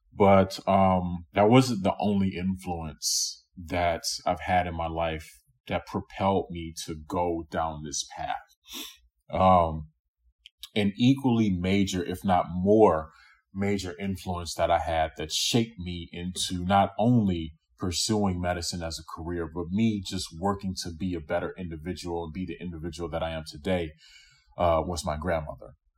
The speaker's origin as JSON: {"language": "English", "region": "Louisiana", "country": "United States", "tie": "born or raised there", "also_born_or_lived": "New York", "moved": "yes", "lives_now": "Chicago, United States", "said": "I was born in New York, but I grew up in Louisiana."}